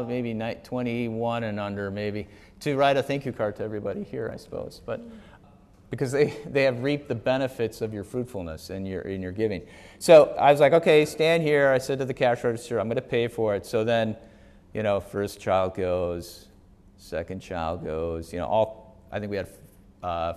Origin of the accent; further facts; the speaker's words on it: Wisconsin, United States; now in Wheaton, United States; I'm from Wisconsin